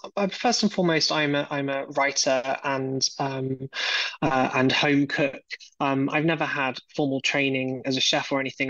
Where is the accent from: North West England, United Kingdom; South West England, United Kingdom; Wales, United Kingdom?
South West England, United Kingdom; I grew up in a wonderful part of the world in Southwest England. You can probably tell from my accent, which is an incredibly rich place for artisanal food.